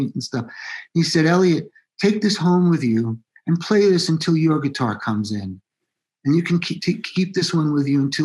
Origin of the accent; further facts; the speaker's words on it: Massapequa, New York, United States; I grew up on the South Shore of Long Island in a town called Massapequa